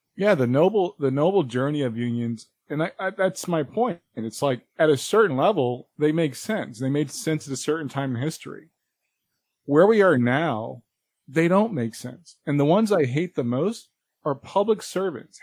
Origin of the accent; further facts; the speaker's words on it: New York, United States; I'm a New Yorker.